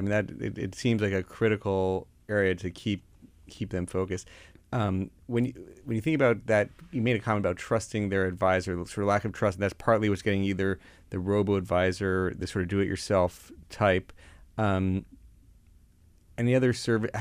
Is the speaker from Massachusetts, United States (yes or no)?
no; Florida, United States; I grew up down in Florida